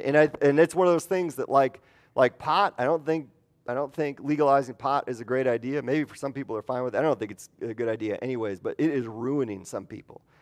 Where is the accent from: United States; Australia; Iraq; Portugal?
United States; Midwest; moved away; I'm from the Midwest